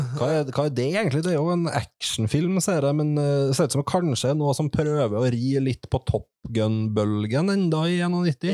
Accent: Trondheim, Trøndelag, Norway; alle de her plassene som vi vokste opp med i, i Trondheim

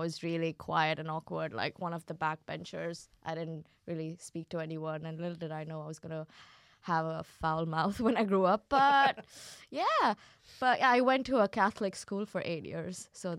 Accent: Kuwait; No, so I grew up in Kuwait.

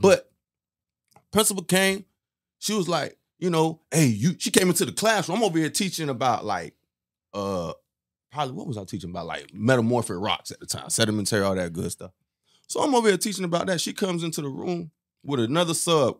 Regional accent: West Palm Beach, Florida, United States; first language Haitian Creole; English is a second language; born in West Palm, too. Florida boy.

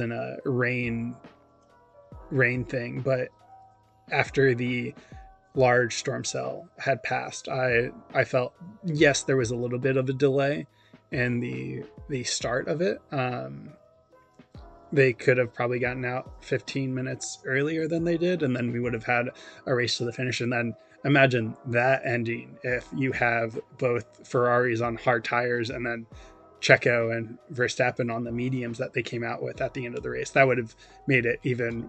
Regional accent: United States; being American

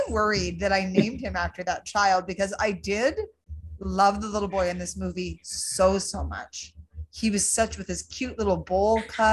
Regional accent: Owen Sound, Ontario, Canada; So Owen Sound in Meaford, it was filmed there, and it was filmed there when I was actually growing up

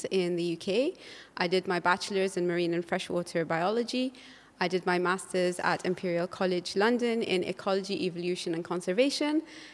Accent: Bahrain; I was growing up in Bahrain in the 90s. Like every Bahraini child, the shores was my playground.

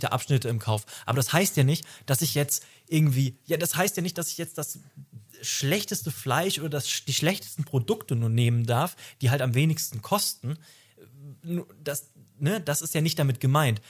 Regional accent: Hamburg, Germany; wir kommen beide aus Hamburg

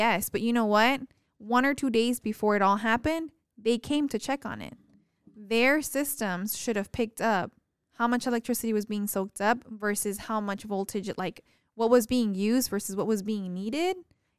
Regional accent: Texas, United States; What drives me insane is that I come from the Valley, which is so small.

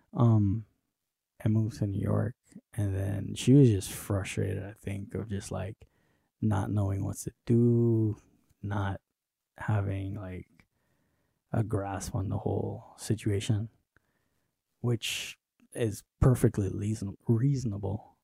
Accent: Trinidad & Tobago; moved away; I grew up in Trinidad with my mom

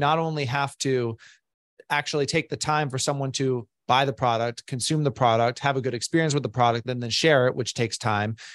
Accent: Boston, Massachusetts, United States; moved away as an adult; now in Florida, United States; I'm originally from Boston

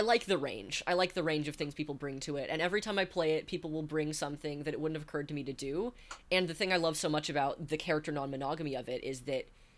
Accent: Northern California, United States; I grew up in Northern California

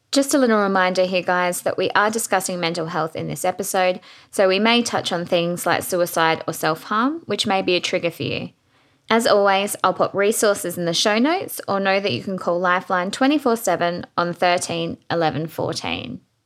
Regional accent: Adelaide, South Australia, Australia; also born or lived in Gili Trawangan, Indonesia; I was born and raised in Adelaide, and I love it here

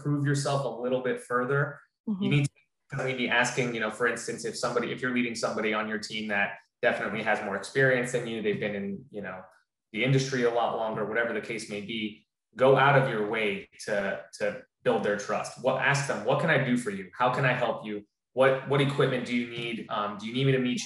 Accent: Florida, United States; also born or lived in New Jersey; I was born in New Jersey, but I've lived in Florida the majority of my life, so I'm a Floridian

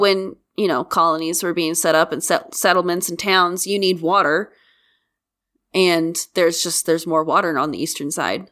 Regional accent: Kansas, United States

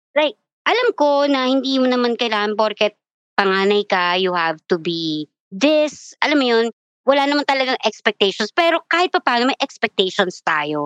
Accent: Quezon City, Metro Manila, Philippines; I'm from Quezon City

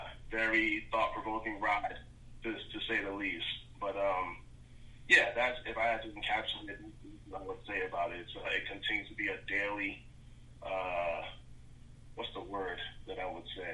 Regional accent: Newark, New Jersey, United States; I'm from Newark, New Jersey. So from kindergarten all the way up until I went to college, I was in the majority when it came to, you know, race in school.

